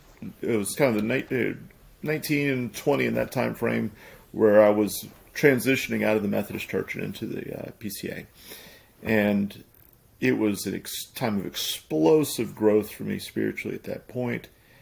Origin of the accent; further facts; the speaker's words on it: South Louisiana, United States; now in Monroe, United States; I'm from Louisiana. I was actually from South Louisiana. I love this area. It's become home for me.